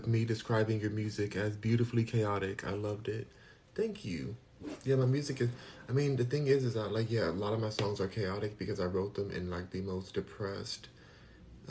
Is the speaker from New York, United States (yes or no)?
no; Los Angeles, California, United States; moved away as an adult; now in Houston, United States; I'm from Los Angeles, born and raised in California. I'm in Houston, Texas right now